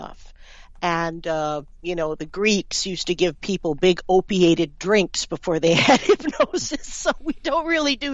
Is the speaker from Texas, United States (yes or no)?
no; New York City, New York, United States; moved away as an adult; now in Canada; I'm from New York City